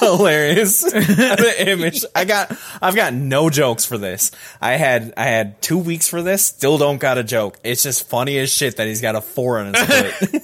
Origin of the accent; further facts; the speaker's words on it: Georgia, United States; I was born in Georgia.